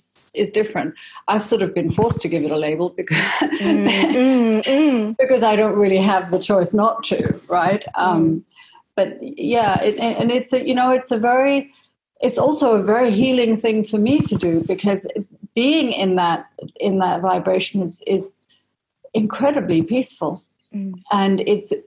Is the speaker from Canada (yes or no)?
no; Malaysia; moved away; also born or lived in Singapore / United Kingdom; I had a Danish mother, an Indian father. I grew up in Malaysia, but then I went to an international school in Singapore, and then I ended up in boarding school in the UK